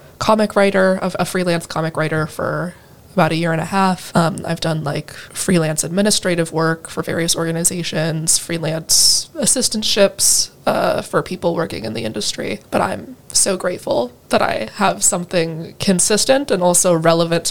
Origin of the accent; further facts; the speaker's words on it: Iowa City, Iowa, United States; also born or lived in California; I am from Iowa City. I was born and raised here